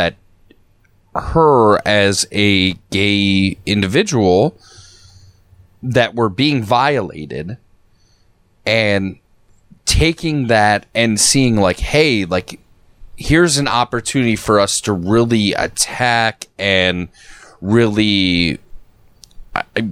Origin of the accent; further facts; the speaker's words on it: Lakewood, Ohio, United States; I grew up in a city. I grew up in Lakewood